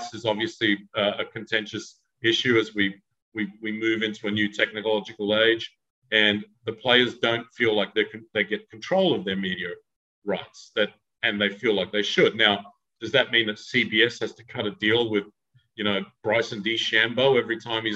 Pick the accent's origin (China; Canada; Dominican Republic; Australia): Australia; I'm Australian